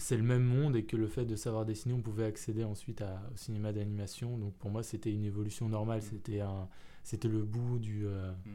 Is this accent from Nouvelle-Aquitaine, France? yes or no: no; Paris, Île-de-France, France; je suis né à Paris. J'ai euh, grandi à Paris, j'ai pas bougé euh, de cette ville.